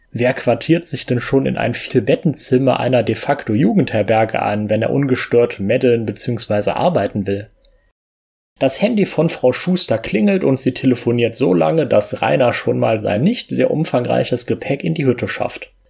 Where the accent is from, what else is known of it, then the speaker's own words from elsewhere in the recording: Germany; Jetzt bin ich selber Deutsche und mein IQ in Österreich ist nicht so hoch.